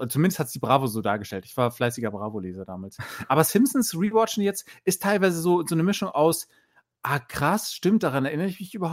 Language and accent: German; Bremen, Germany; es gibt nämlich den Devisa-Kurier in Bremen, ich komme aus Bremen